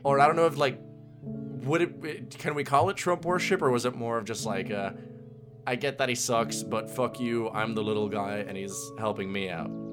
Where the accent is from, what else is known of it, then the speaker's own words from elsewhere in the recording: Puerto Rico; I'm from Puerto Rico.